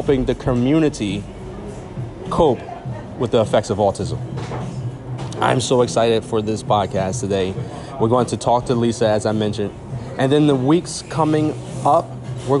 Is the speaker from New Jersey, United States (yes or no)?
yes; New Jersey, United States; I'm from New Jersey.